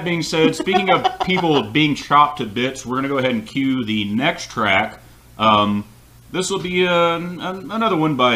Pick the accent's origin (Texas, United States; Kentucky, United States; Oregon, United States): Kentucky, United States; Central; I was born in Central Kentucky